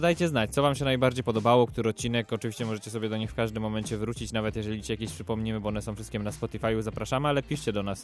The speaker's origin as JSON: {"language": "Polish", "town": "Łódź", "region": "Łódź Voivodeship", "country": "Poland", "said": "jesteśmy chłopaki z Łodzi."}